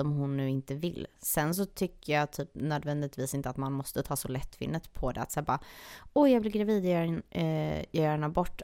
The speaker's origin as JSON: {"language": "Swedish", "country": "Sweden", "also_born_or_lived": "Serbia", "moved": "yes", "lives_now": "Los Angeles, United States", "said": "jag är ju halvserb, halvsvensk"}